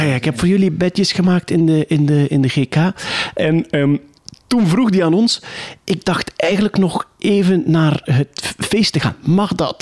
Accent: Wachtebeke, Flanders, Belgium; Opgegroeid in Wachtenbeek, plattelandsdorp.

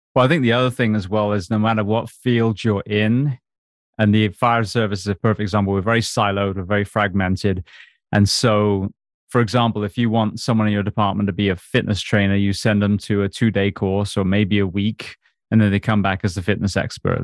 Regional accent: England, United Kingdom; I grew up on a farm in England.

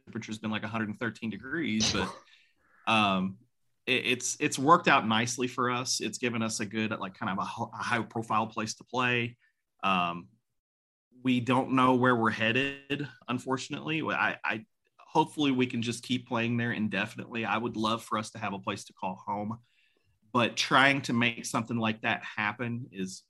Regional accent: Louisville, Kentucky, United States; I grew up in the South End

